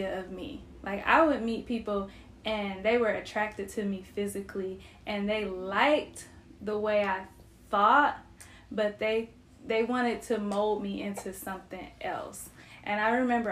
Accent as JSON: {"language": "English", "town": "Cleveland", "region": "Ohio", "country": "United States", "said": "I'm not Southern. Like, I'm from Cleveland, Ohio"}